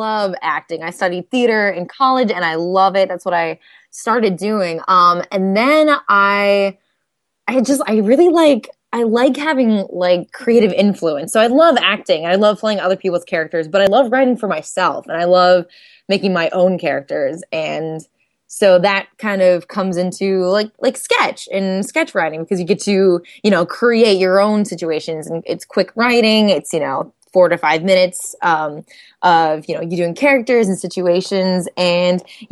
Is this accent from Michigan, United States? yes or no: yes; Michigan, United States; moved away as an adult; also born or lived in Chicago, United States; now in Los Angeles, United States; So I grew up in Michigan in a super, super small town. I lived on a farm, basically